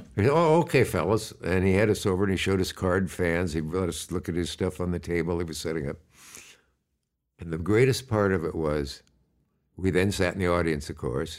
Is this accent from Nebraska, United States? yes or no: yes; Kearney or Hastings, Nebraska, United States; moved away; also born or lived in Gibbon, Nebraska; I was born either in Kearney or Hastings, Nebraska